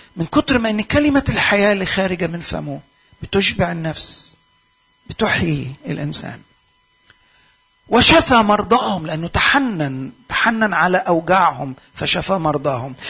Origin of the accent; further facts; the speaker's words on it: Egypt; عندنا في مصر